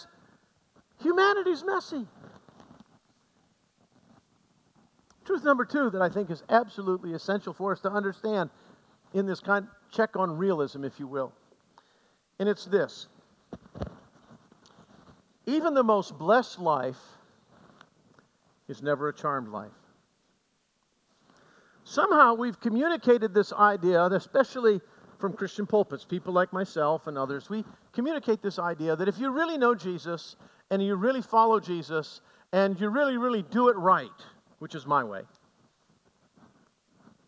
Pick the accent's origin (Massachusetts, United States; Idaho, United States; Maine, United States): Maine, United States; Aroostook County; I grew up in Aroostook County